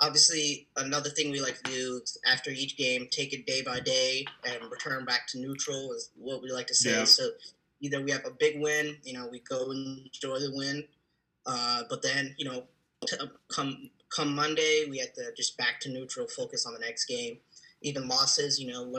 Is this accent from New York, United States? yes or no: no; Montgomery County, Maryland, United States; I'm born and raised in Maryland, most specifically Montgomery County